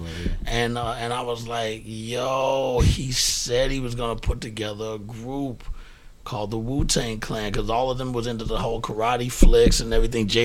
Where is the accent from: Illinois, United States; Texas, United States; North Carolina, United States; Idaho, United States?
Texas, United States; Prairie View; moved away as an adult; also born or lived in Fifth Ward, Houston; now in New York, United States; I was born in Fifth Ward and, mm-hmm. and raised there as a child, but then I moved to Prairie View, which is about 45 minutes outside of Houston